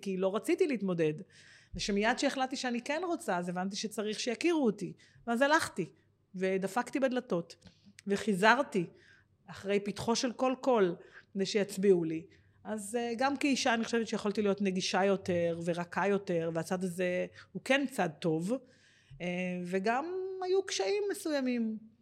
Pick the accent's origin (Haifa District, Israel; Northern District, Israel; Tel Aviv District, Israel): Tel Aviv District, Israel; Givatayim; moved away as an adult; now in Ganei Tikva, Israel; נולדתי בגבעתיים, אני בת, אה, יש לי עוד שלוש אחיות, אה, גדלתי